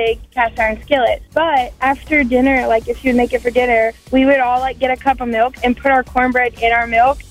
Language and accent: English; Alabama, United States; now in Crystal Lake, United States; So I grew up in the South in Alabama